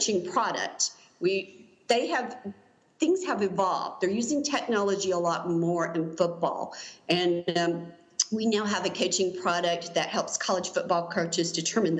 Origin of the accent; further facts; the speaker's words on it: the South, United States; I'm from the South, and, you know, football's just a part of life here